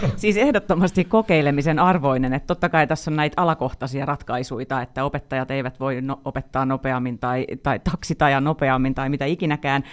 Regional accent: Pori, Satakunta, Finland; born or raised there

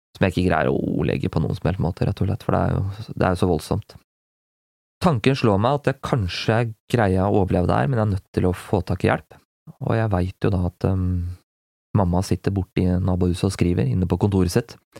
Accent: Gjøvik, Innlandet, Norway; aleine hjemme på Gjøvik

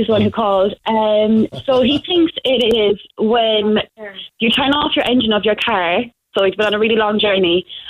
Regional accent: Roscommon, Connacht, Ireland; moved away as an adult; now in Cork, Ireland; So, Roscommon originally.

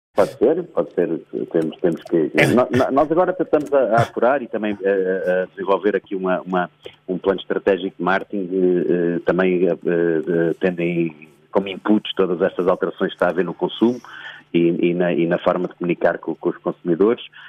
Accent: Portugal; sou português

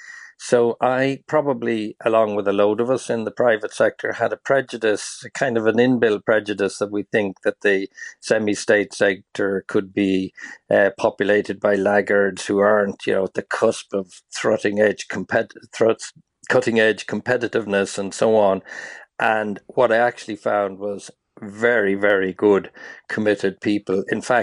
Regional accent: Lusaka, Lusaka Province, Zambia; also born or lived in Tralee, Ireland; Yeah, I was born in Tralee. My mother was from Tralee, and she had five boys. I was the eldest. And just after independence that Zambia achieved in the 60s, my parents took the idea that it'd be a good idea to leave Kerry and go to Zambia.

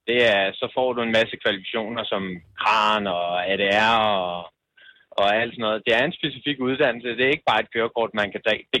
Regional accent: Fredericia, Southern Denmark, Denmark; lige nu kører jeg på Fyn, men øh, jeg er fra Fredericia.

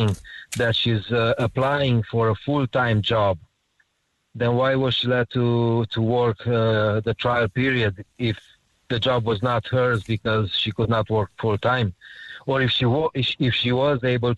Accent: Romania; now in Ireland; I'm from the Romanian community

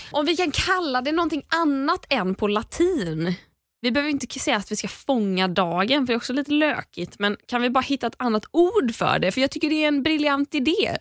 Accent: Sweden; vi är uppvuxna i Sverige

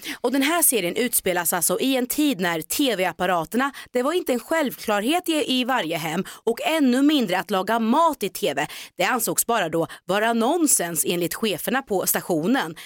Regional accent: Norrköping, Östergötland, Sweden; moved away; jag är ju faktiskt född och uppväxt i Norrköping

